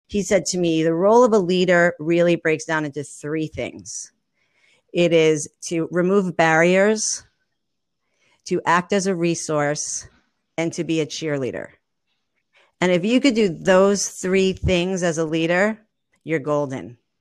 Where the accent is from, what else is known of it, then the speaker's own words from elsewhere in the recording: New York, United States; moved away as an adult; I'm a New Yorker, born and raised